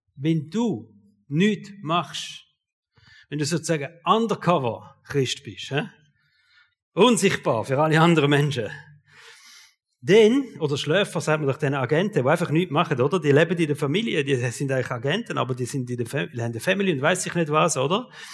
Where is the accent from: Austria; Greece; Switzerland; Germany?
Switzerland; Als Schweizer